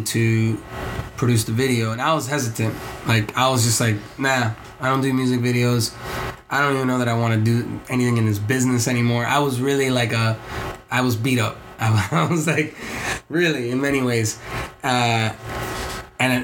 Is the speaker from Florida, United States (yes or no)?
yes; Miami, Florida, United States; I'm from Miami, I'm Cuban